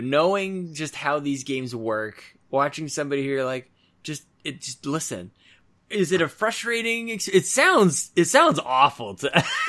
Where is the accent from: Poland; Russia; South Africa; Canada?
Canada; but we're Canadian.